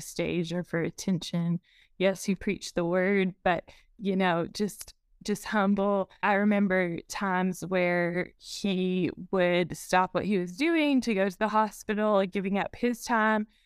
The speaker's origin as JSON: {"language": "English", "region": "Eastern Texas Panhandle", "country": "United States", "tie": "born or raised there", "also_born_or_lived": "Sulphur Springs, East Texas", "said": "I have been here in the Eastern Texas Panhandle the, since I was seven, except for going to college"}